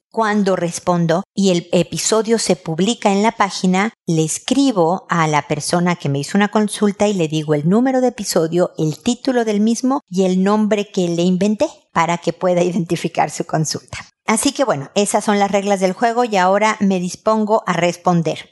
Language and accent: Spanish; Mexico; moved away as an adult; now in Chile; en mi casa de niña en México